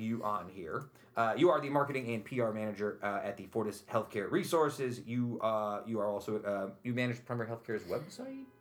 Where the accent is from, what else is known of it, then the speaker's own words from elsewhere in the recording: Utica, New York, United States; moved away; I grew up like less than seven streets away from where I live now